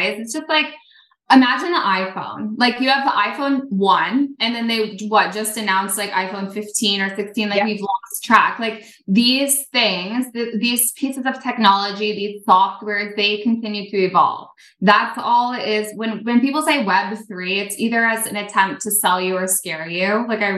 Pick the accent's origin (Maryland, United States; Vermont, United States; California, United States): Vermont, United States; Burlington; I grew up in Vermont